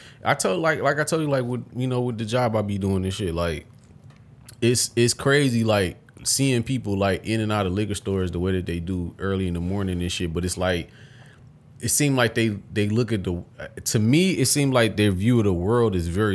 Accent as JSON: {"language": "English", "town": "Detroit", "region": "Michigan", "country": "United States", "said": "I'm from Detroit City"}